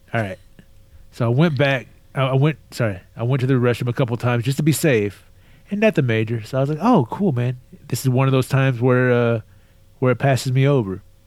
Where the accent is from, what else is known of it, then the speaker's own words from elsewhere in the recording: Texas, United States; I was born and raised in Texas. I'm a native Texan